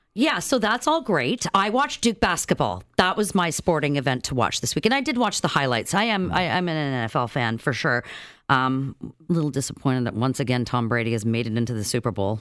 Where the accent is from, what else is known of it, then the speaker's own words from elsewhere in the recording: Saskatchewan, Canada; moved away; I grew up in Saskatchewan